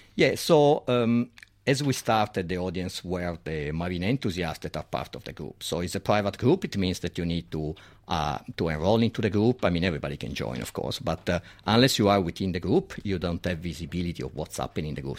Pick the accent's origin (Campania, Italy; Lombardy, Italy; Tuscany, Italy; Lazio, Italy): Lombardy, Italy; Milan; accent: Italian; English is a second language; moved away as an adult; now in Sydney, Australia; I'm from Milan, so it's far away.